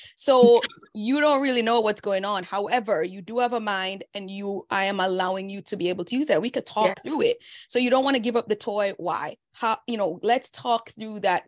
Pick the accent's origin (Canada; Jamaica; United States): Jamaica; moved away; They know we're all Jamaican. They know that we came here fresh off the boat.